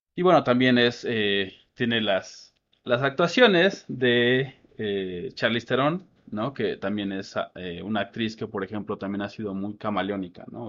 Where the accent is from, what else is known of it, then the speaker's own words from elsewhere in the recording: Mexico; Y nosotros somos mexicanos